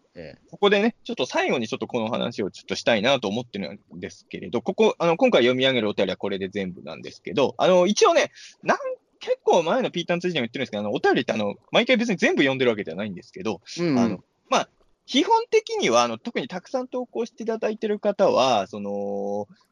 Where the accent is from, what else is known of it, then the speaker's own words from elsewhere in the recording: Chikusei, Ibaraki, Japan; 俺が生まれ育った筑西市